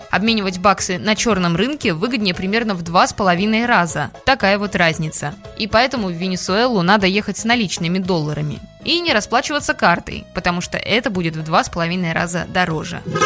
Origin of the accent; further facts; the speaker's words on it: Russia; мы из России